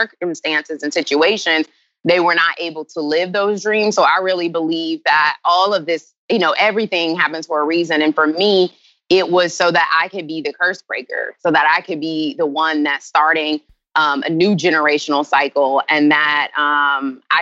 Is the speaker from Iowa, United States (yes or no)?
no; Charlotte, North Carolina, United States; moved away as an adult; also born or lived in Greensboro, North Carolina; born and raised 704. Like original. You know, there's nobody from Charlotte anymore. Really, I am from Charlotte.